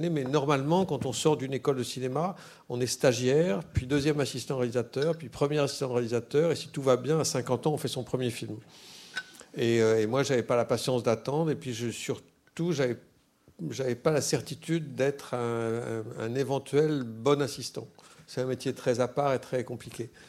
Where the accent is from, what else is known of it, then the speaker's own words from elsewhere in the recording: Tours, Centre-Val de Loire, France; born there; je suis né à Tours